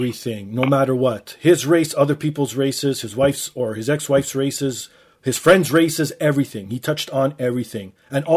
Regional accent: Toronto, Ontario, Canada; I grew up in Toronto

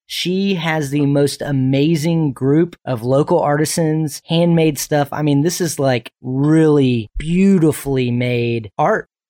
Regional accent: Michigan, United States; now in Apex, United States; That's in my home state, Michigan

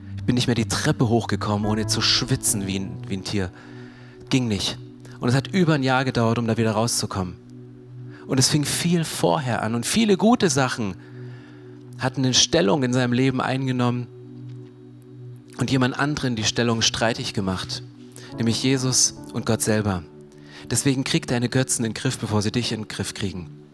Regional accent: Germany; Wir sind Deutsche

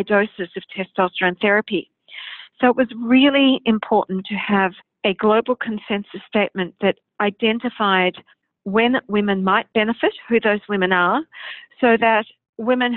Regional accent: Australia; I'm an endocrinologist from Australia

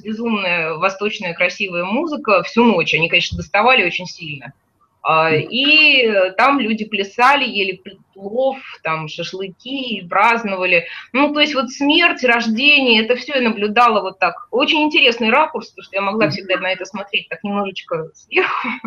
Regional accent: Baku, Azerbaijan; moved away; я не была в родном городе э, с тех пор, как уехала из него в 88 году

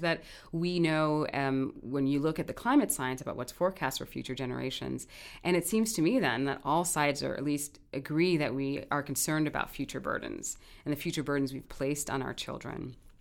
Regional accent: New York City, New York, United States; also born or lived in Kingston, Jamaica; now in Hawaii, United States; I did grow up in New York City

